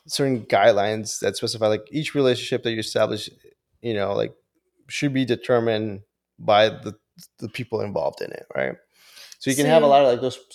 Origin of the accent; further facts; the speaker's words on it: Honduras; moved away; Originally from Honduras